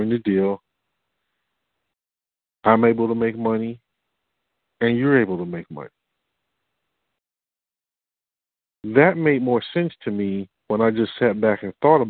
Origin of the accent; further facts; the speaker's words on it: Detroit, Michigan, United States; I'm from Detroit